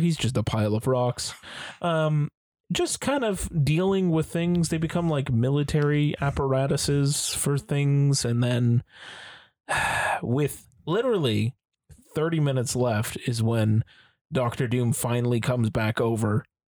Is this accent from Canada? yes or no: yes; Toronto, Ontario, Canada; Hello, and I am from Toronto.